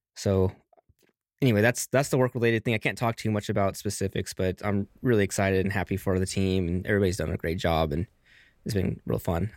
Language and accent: English; Texas, United States; also born or lived in Las Vegas, Nevada; now in Alaska, United States; I'm from Texas